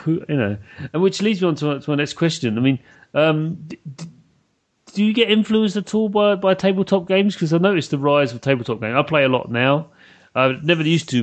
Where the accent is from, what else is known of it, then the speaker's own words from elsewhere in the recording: United Kingdom; speaking as a British person